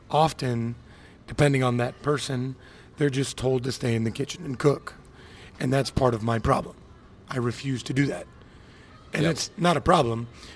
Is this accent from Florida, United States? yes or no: yes; Miami, Florida, United States; moved away; also born or lived in Missouri; I'm from Miami, I'm Cuban